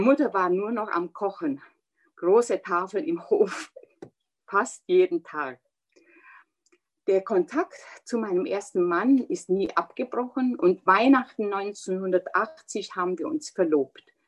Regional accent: Hălchiu, Brașov County, Romania; accent: Transylvanian Saxon; first language German (Transylvanian Saxon dialect); moved away; also born or lived in Zittau; Vier Geschwister sind wir in Helsdorf in Rumänien dann miteinander aufgewachsen

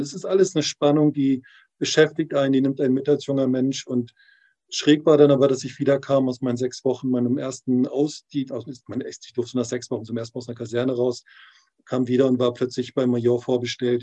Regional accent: Mecklenburg-Vorpommern, Germany; moved away; also born or lived in Berlin / Thailand; in meine Heimat zurück

